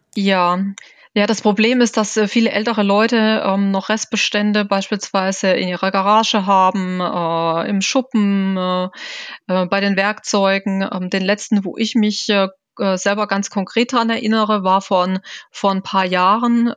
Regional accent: Germany; bei uns in Deutschland

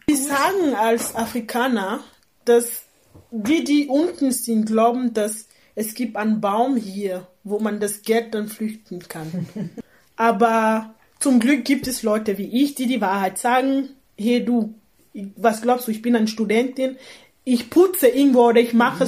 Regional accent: Cameroon; German is a second language; moved away as an adult; now in Austria; Kamerun ist meine Heimat

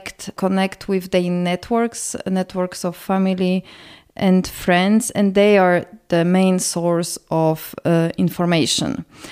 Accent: Warsaw, Masovian Voivodeship, Poland; English is a second language; I'm originally from Warsaw, Poland. And my country used to be very, very homogeneous.

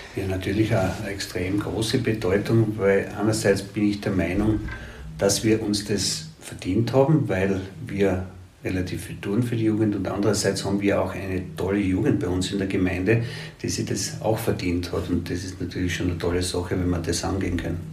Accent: Gratwein-Straßengel, Styria, Austria; ich bin da in der Murfeldsiedlung aufgewachsen

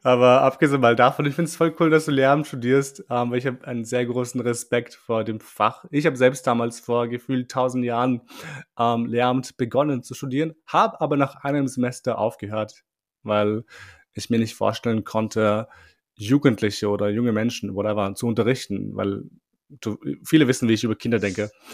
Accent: Vienna, Austria; bei uns war es ein bisschen anders, also in Wien zumindest, weil die Schule, die ich besucht habe, war voller Ausländer

